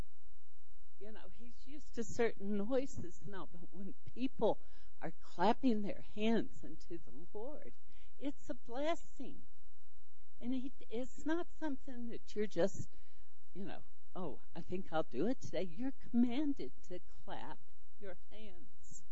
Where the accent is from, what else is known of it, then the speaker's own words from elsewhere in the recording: Charlotte, North Carolina, United States; moved away as an adult; also born or lived in California; moved from California back to Charlotte, which was my hometown